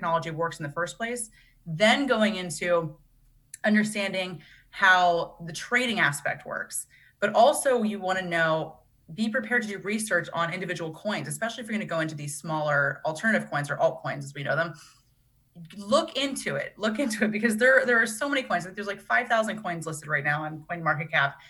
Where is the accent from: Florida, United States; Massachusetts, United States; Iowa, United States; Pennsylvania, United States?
Pennsylvania, United States; very kind of middle America, growing up in Pennsylvania